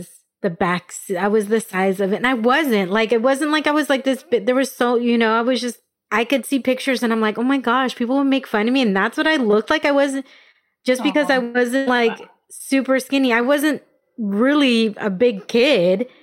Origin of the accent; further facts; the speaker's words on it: Escondido, California, United States; also born or lived in Albuquerque; I grew up in Escondido, which is North County, San Diego